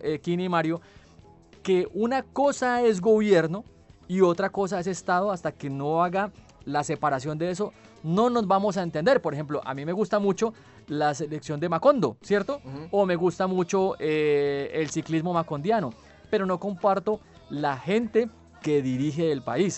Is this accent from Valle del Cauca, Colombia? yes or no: yes; Cali, Valle del Cauca, Colombia; nuestro Cal y nuestro Valle